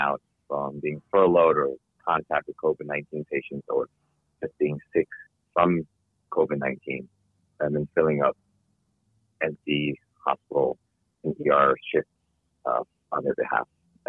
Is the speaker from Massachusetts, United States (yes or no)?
no; New York City, New York, United States; I grew up in New York City, born and raised